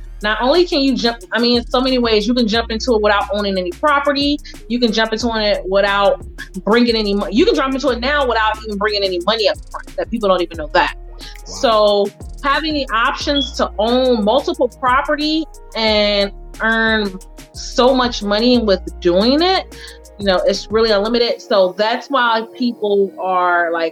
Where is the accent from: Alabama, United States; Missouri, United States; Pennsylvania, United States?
Missouri, United States; St. Louis; moved away; I came from St. Louis, Missouri